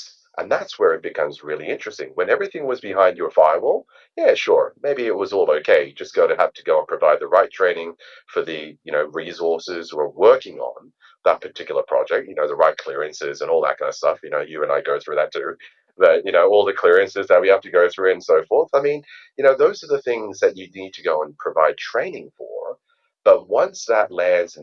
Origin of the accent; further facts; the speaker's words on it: Australia; I am Australian, and hence why my accent is a little bit strange.